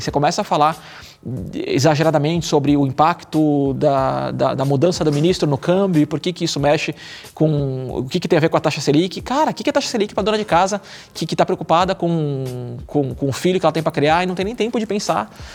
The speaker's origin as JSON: {"language": "Portuguese", "region": "São Paulo", "country": "Brazil", "said": "eu sou de São Paulo, minha vida toda acontece aqui"}